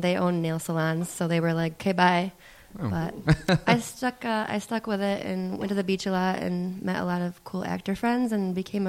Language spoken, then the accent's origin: English; Muskegon, Michigan, United States; Originally, I'm from Muskegon, Michigan.